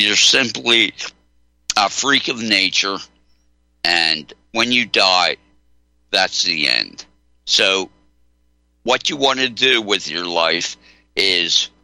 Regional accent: Delaware, United States; I grew up in Delaware

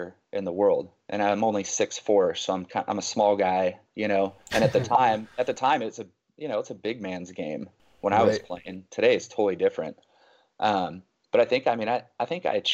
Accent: Northern California, United States; moved away as an adult; also born or lived in Los Angeles, California / San Diego, California / Bay Area, California; now in Dallas, United States; I grew up in California, Northern California, and then lived all over Bay Area, LA, Southern California, San Diego

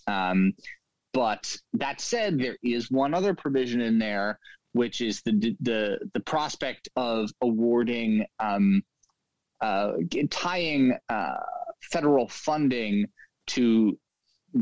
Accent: New York City, New York, United States; I grew up in Lower Manhattan and went to school in Brooklyn.

